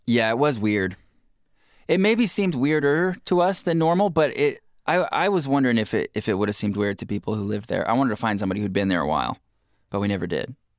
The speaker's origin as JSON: {"language": "English", "region": "Pacific Northwest", "country": "United States", "said": "we're from the Pacific Northwest"}